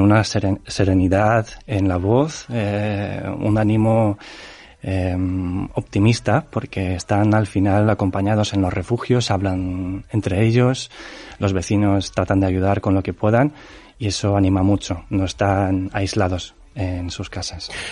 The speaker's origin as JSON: {"language": "Spanish", "town": "Ternopil", "region": "Ternopil Oblast", "country": "Ukraine", "tie": "born or raised there", "second_language": "Spanish", "moved": "yes", "lives_now": "Spain", "said": "Mi abuela está en Ternopil, en mi ciudad natal"}